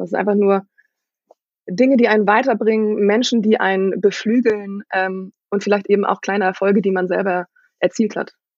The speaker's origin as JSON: {"language": "German", "region": "Schleswig-Holstein", "country": "Germany", "tie": "born or raised there", "said": "ich bin in Norddeutschland groß geworden. Und Norddeutschland ist tatsächlich eher eine Handballregion"}